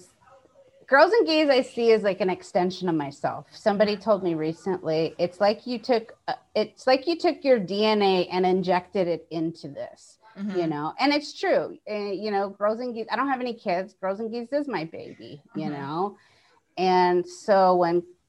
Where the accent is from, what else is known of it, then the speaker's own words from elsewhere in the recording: Hawaii, United States; I come from Hawaii. We don't have snow.